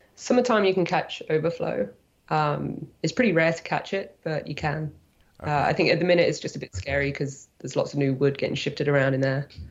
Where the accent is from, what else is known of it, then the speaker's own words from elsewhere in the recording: Nottingham, East Midlands, United Kingdom; moved away as an adult; now in Squamish, Canada; I'm from the UK. Uh, I grew up in Nottingham, uh, kayaking on the white course there